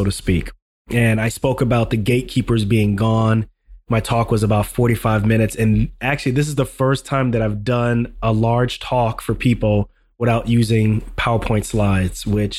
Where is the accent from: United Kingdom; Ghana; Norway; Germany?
Ghana; moved away; I'm from Ghana.